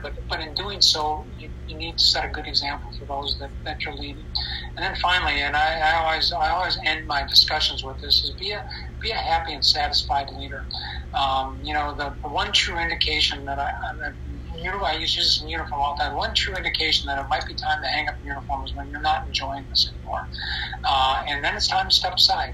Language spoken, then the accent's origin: English; United States; as Americans and certainly as American military officers